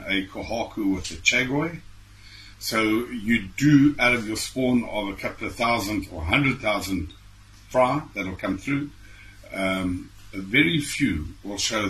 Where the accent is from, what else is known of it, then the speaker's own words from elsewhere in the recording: King William's Town, Eastern Cape, South Africa; also born or lived in East London, South Africa; born and bred in King Williamstown, so it's just up the road.